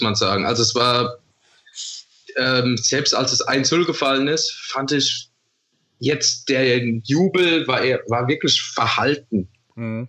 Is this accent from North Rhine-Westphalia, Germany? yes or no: no; Vorderpfalz, Rhineland-Palatinate, Germany; Ich komme aus der Vorderpfalz